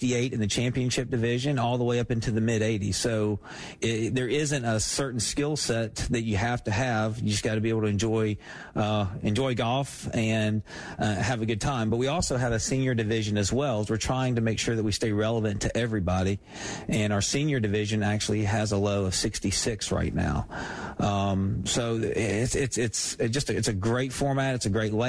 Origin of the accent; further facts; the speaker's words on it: Newnan, Georgia, United States; I'm originally from Noonan